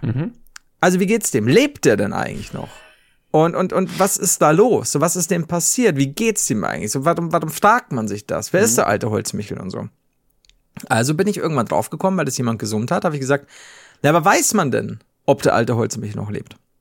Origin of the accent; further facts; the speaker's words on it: Regensburg, Bavaria, Germany; das ist mein Heimatort. Hier wohne ich.